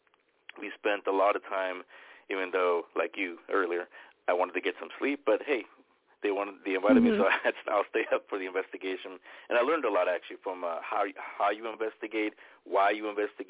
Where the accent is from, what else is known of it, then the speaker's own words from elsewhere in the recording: San Francisco, California, United States; It was in my home that I grew up in San Francisco.